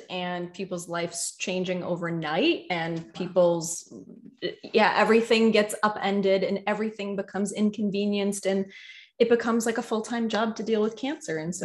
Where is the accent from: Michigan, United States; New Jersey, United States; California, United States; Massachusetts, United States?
Massachusetts, United States; I'm from Massachusetts